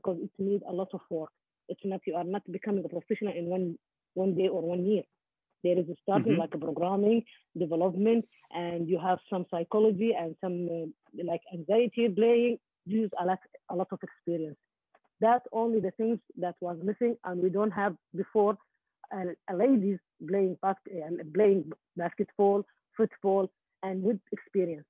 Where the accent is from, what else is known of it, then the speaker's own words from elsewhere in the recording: Qatar; we are from Gulf also, especially in Qatar